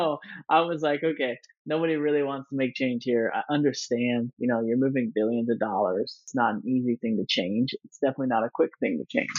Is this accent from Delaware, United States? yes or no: no; Nebraska, United States; moved away; also born or lived in Colorado / Silicon Valley; going from Nebraska, where I grew up